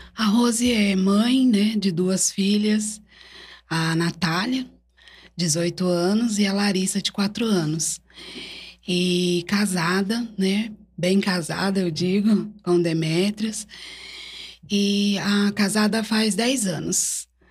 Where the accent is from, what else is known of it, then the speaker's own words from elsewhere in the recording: Brodowski, São Paulo, Brazil; sou natural daqui de Brodowski